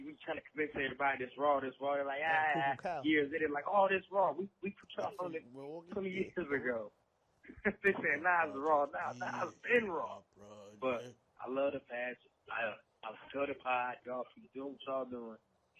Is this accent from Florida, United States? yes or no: no; Milwaukee, Wisconsin, United States; I'm from Milwaukee, right? I'm from Milwaukee, Wisconsin, man.